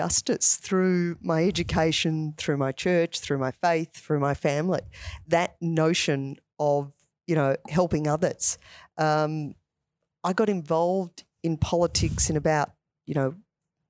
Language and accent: English; Ashwood, Victoria, Australia; I grew up in Ashwood.